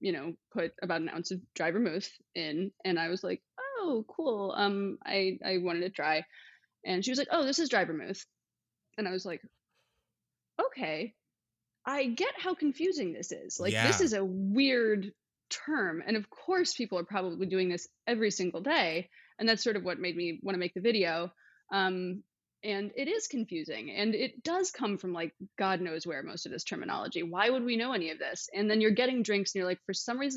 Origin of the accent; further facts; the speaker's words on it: Wisconsin, United States; now in Los Angeles, United States; I'm originally from Wisconsin